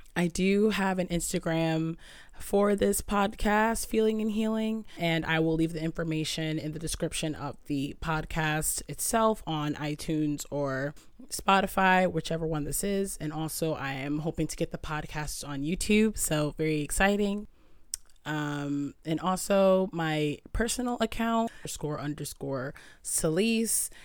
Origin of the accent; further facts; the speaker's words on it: Southern Connecticut, United States; I'm from Southern Connecticut.